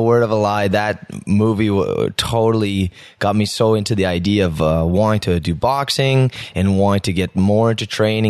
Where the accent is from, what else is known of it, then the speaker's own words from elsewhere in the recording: Ottawa, Ontario, Canada; Yeah, born and raised in the South End.